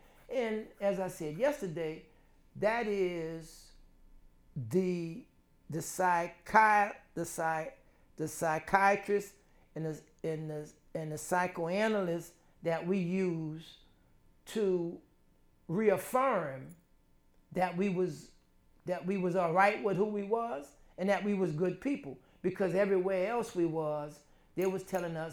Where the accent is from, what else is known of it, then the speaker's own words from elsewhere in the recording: New Orleans, Louisiana, United States; my growing up in the Seventh Ward allowed me to watch and learn and understand some of that African retention through the Second Line and through the Mardi Gras Indians.